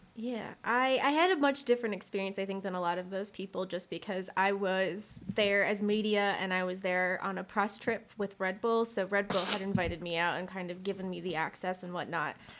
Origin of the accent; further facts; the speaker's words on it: Michigan, United States; I grew up in Michigan